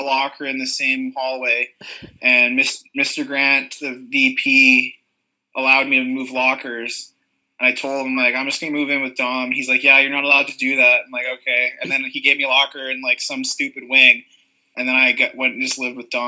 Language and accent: English; Murillo, Ontario, Canada; I grew up in Murillo